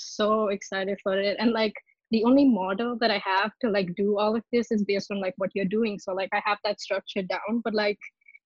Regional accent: India; now in Virginia, United States; I'm from India, but I'm in Virginia right now in the US.

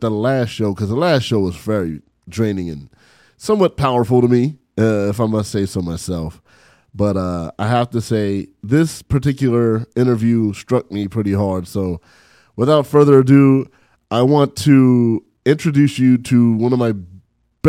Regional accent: San Bernardino, California, United States; We grew up in San Bernardino together

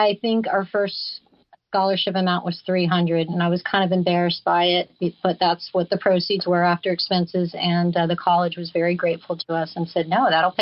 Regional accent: Flagler Beach, Florida, United States; my hometown of Flagler Beach

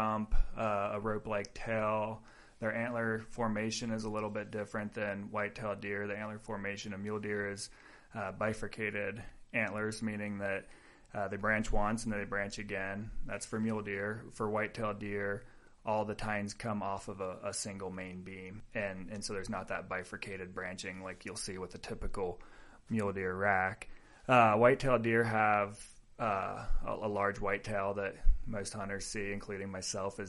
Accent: West Virginia, United States; moved away as an adult; also born or lived in Ohio / Colorado / Utah / Washington; now in New Mexico, United States; I grew up in West Virginia, and after I graduated high school, I went to Ohio State

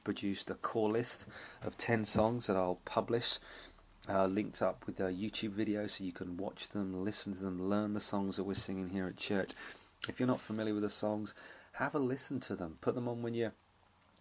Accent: England, United Kingdom; we're English

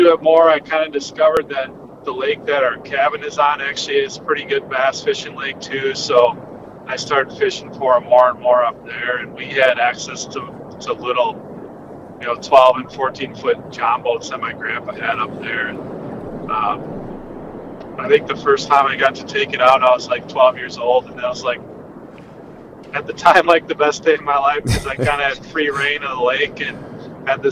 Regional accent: Eagan, Minnesota, United States; I grew up in Eagan, Minnesota, so just south of the Twin Cities area.

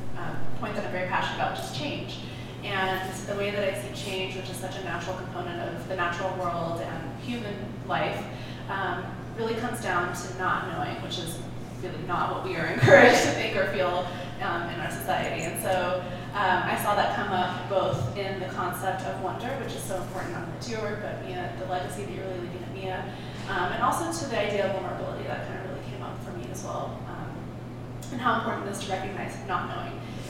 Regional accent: Minnesota, United States; I'm originally from Minnesota, so I was excited to see that you were talking tonight.

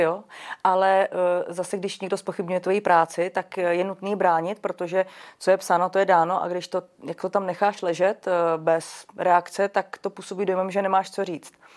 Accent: Czechia; jací jsme my Češi

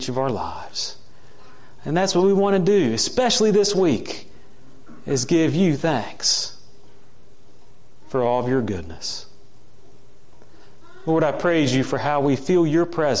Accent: Morgantown, West Virginia, United States; the town I grew up in Morgantown, West Virginia

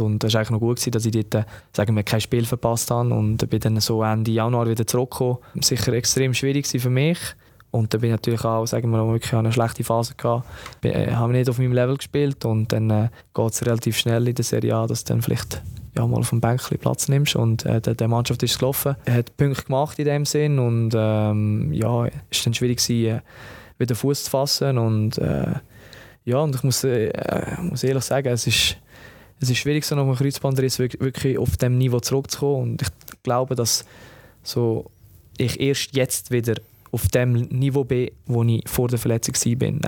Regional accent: Lucerne, Switzerland; moved away as an adult; also born or lived in Palermo; weil das meine Heimat ist

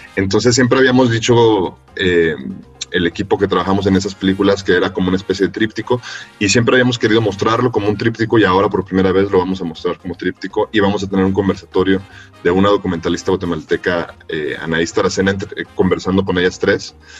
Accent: Mexico; yo nací en México y no en El Salvador

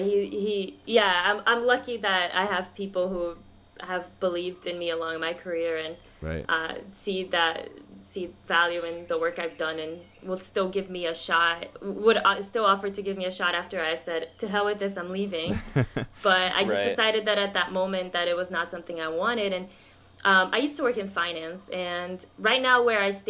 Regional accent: Miami, Florida, United States; also born or lived in Brazil; I grew up in Miami, and I went to University of Miami.

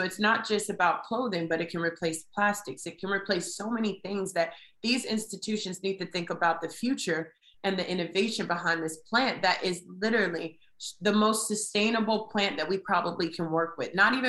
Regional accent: Durham, North Carolina, United States; I'm from Durham, and Durham is majority Black.

